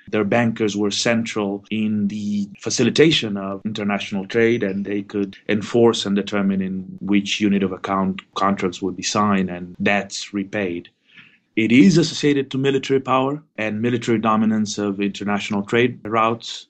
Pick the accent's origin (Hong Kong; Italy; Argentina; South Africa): Argentina; moved away; I'm originally from Argentina